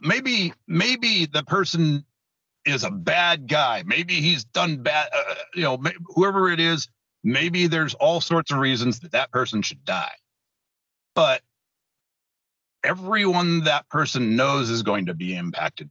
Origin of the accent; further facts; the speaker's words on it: Tacoma, Washington, United States; I was born in Tacoma. My parents were born in Tacoma